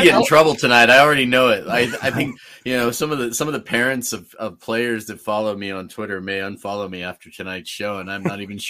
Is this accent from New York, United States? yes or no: no; Northern California, United States; I grew up in California. I grew up in Northern California, but I've spent plenty of time in Southern California. And I've also been to Oklahoma plenty of times.